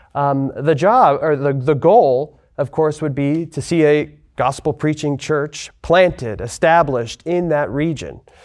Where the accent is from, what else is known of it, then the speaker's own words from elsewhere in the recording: Lewiston, Idaho, United States; moved away as an adult; also born or lived in Spokane, Washington; now in Texas, United States; I'm from Lewiston, Idaho originally. I grew up there